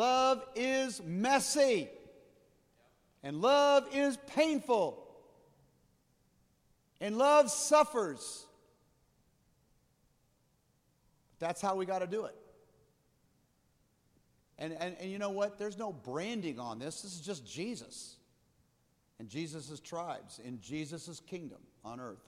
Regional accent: Midwest, United States; also born or lived in Colorado; I'm from here. This is my hometown.

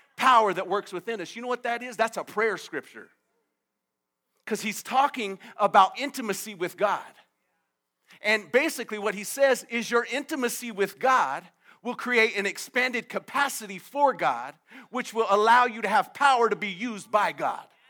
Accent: United States; I grew up in America

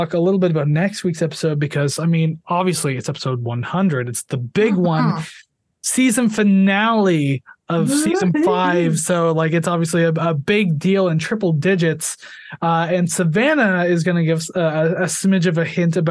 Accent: Canada; I'm Canadian

